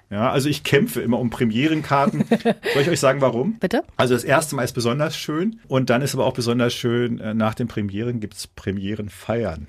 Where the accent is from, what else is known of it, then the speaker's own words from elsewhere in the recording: Dortmund, North Rhine-Westphalia, Germany; als Dortmunder